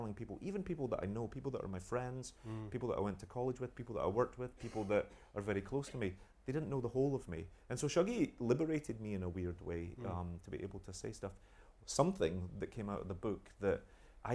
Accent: United Kingdom; being British

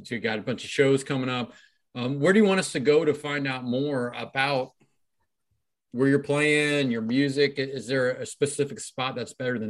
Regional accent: Cincinnati, Ohio, United States; now in Columbus, United States; I'm in Columbus, Ohio, but I'm from Cincinnati.

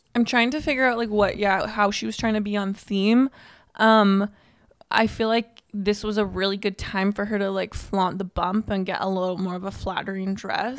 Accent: Canada; we're Canadian

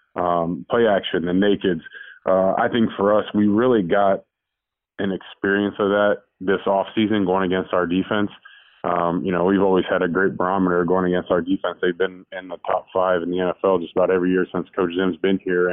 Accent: Cincinnati, Ohio, United States; moved away; Born and raised in Cincinnati

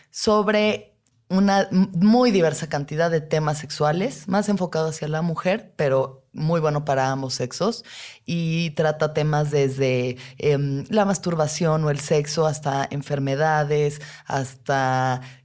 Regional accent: Mexico; como mujeres mexicanas

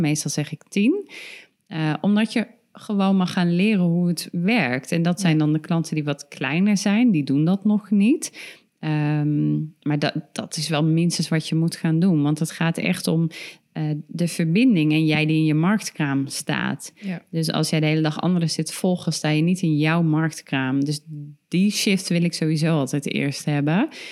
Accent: Ermelo, Gelderland, Netherlands; ik kom uit Ermelo, mijn ouders uit Nunspeet

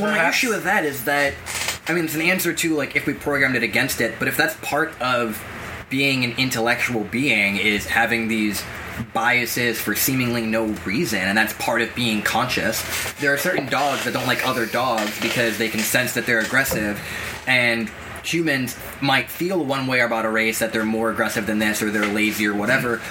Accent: Massachusetts, United States; I grew up in Middle America in Massachusetts.

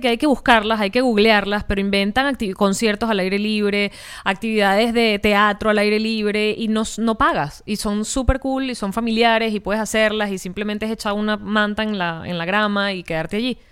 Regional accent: Caracas, Capital District, Venezuela; moved away; yo dejé Caracas, que es de donde soy.

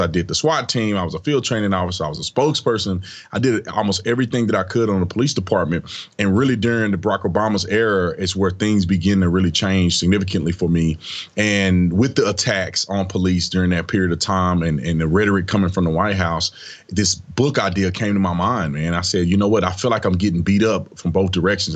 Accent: Fort Worth, Texas, United States; I grew up in Fort Worth, Texas

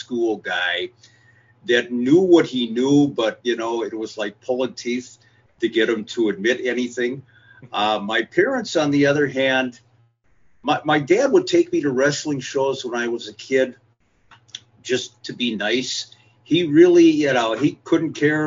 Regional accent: Minneapolis, Minnesota, United States; also born or lived in St. Louis Park, Minnesota; I was born and raised in Minneapolis, lived on the north side of Minneapolis for a long time. And then when I started high school, I moved to a suburb, St. Louis Park

